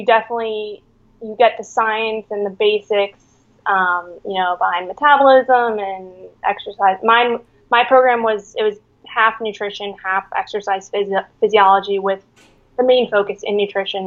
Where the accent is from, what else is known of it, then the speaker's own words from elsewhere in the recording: New York City, New York, United States; moved away as an adult; also born or lived in Miami, Florida / Virginia; now in San Diego, United States; I'm originally from Manhattan, New York. I was born and raised there